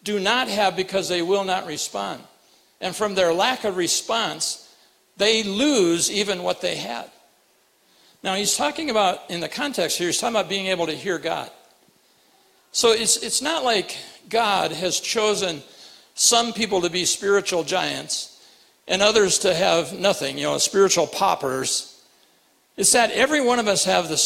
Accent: Rapid City, South Dakota, United States; moved away; I grew up in Rapid City

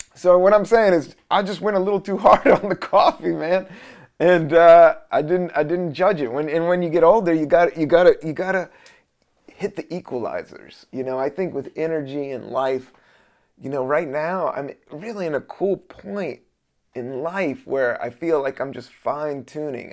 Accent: the South, United States; I'm from the South

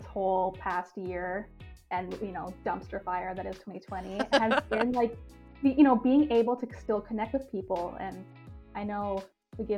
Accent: Newfoundland and Labrador, Canada; moved away as an adult; now in Toronto, Canada; I'm originally from Newfoundland and, you know, definitely a super small town girl. Moved to Toronto

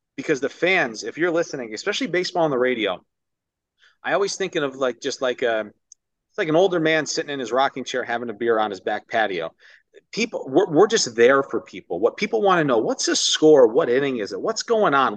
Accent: Ithaca, New York, United States; moved away as an adult; also born or lived in Orlando, Florida; now in Miami, United States; I grew up in New York my entire life

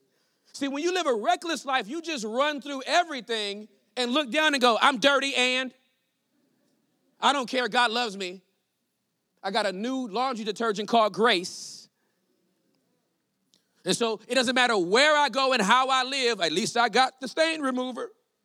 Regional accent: California, United States; I was born and raised in California

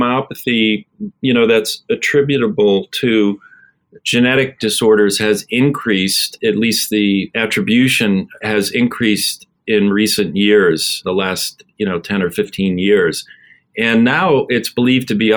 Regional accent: Abington, Pennsylvania, United States; also born or lived in Buffalo, New York; I'm originally from Buffalo, New York. And when I was 8 years old, my father was transferred to Philadelphia

